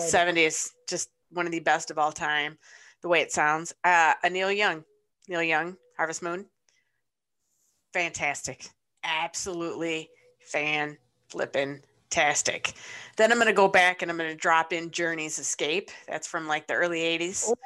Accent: Ypsilanti, Michigan, United States; I grew up in Ypsilanti, Michigan

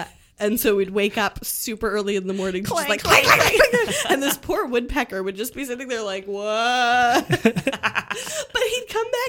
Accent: Ottawa, Ontario, Canada; so I grew up in the Ottawa area

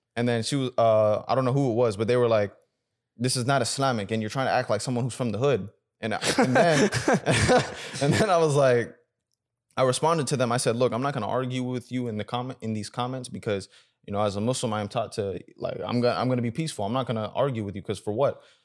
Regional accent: United States; also born or lived in Sudan; growing up in America

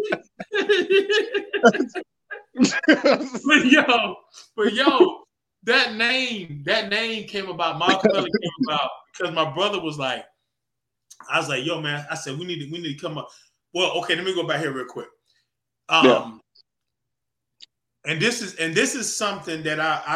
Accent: North Carolina, United States; I'm from North Carolina

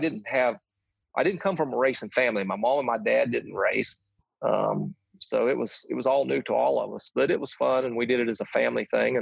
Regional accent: West Virginia, United States; I grew up here in West Virginia

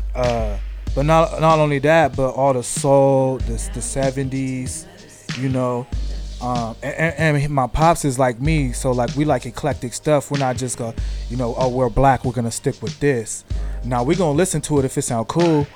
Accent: San Diego, California, United States; I'm from San Diego, California, East East San Diego, uh, Southeast San Diego, Spring Valley

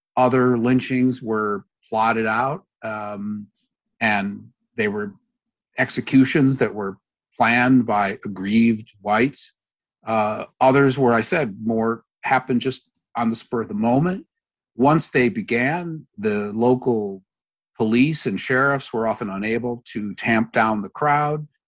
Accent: Minneapolis, Minnesota, United States; moved away; I'm from Minneapolis originally

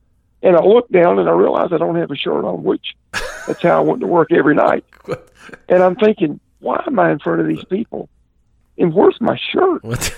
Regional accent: the South, United States; And I'm from the South, man, and we're, if something hurts, the way you fix it is you get a goodie powder.

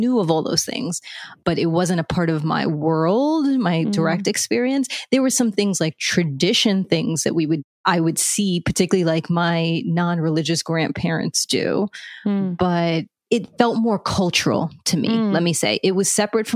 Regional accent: New York, United States; I grew up in the Lower East Side of New York

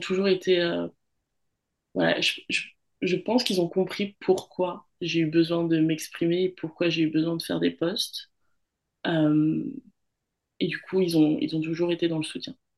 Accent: France; moved away as an adult; now in Australia; je suis française parce que j'ai grandi en France hexagonale, mais je suis aussi, euh, walisienne

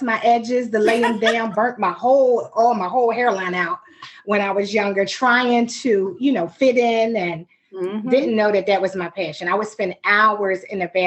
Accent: Philadelphia, Pennsylvania, United States; accent: North Philly; someone will still know by something that we say that we are from North Philly

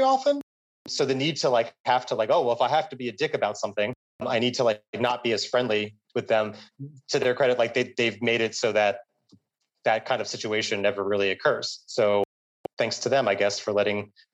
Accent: United States; moved away as an adult; now in Vietnam; this far away from where everything started is now my home, way more than what I associate New York

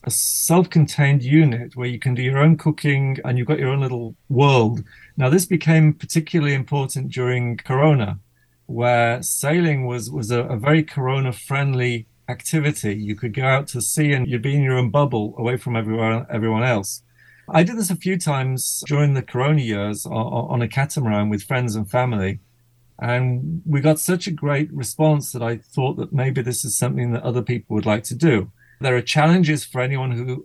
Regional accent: Manchester, North West England, United Kingdom; now in Israel; I grew up in Manchester, England

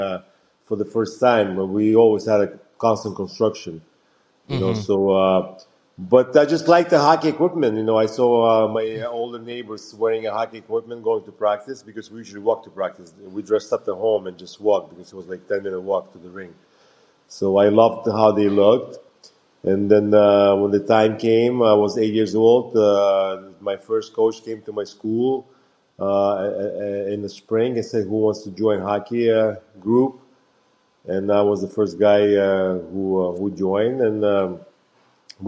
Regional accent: Lithuania; moved away; Growing up in the Soviet Union

